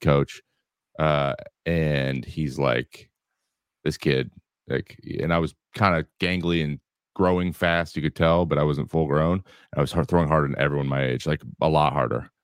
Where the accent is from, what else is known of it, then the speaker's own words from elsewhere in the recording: Kelso, Washington, United States; I grew up in Kelso, Washington